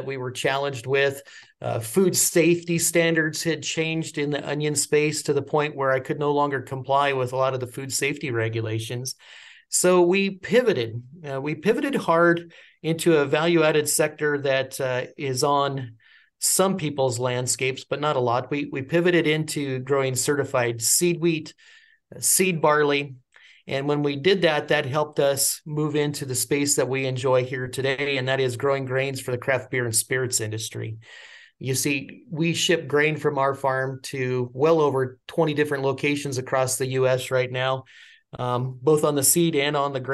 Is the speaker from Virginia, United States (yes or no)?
no; Prospect Valley, Colorado, United States; I'm a third generation farmer, but I'm a first generation U.S. born farmer here